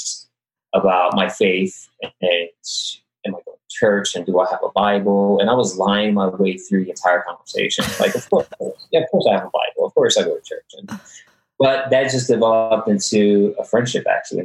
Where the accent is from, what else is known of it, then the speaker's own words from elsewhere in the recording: Philadelphia, Pennsylvania, United States; moved away as an adult; now in San Francisco Bay Area, United States; we grew up in Philadelphia, inner city Philly, super rough area.